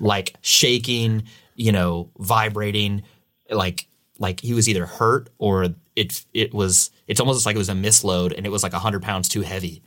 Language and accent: English; St. Louis, Missouri, United States; now in California, United States; I'm from the Midwest, I'm from Saint Louis